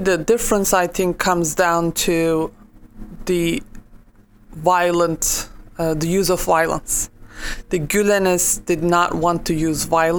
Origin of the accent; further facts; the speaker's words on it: Turkey; During the 1990s, when I was growing up in Turkey